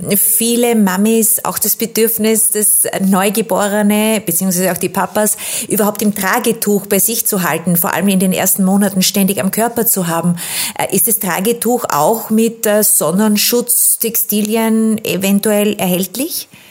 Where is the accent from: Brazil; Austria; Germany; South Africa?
Austria; bei uns in Österreich